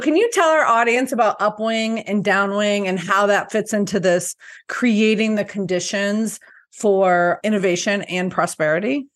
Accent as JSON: {"language": "English", "region": "Colorado", "country": "United States", "said": "I'm from Colorado, and this is a, a blue state"}